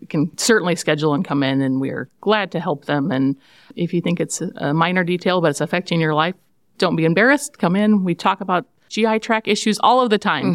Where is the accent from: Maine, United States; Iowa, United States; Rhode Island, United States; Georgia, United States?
Iowa, United States; Jewell; I grew up in Jewell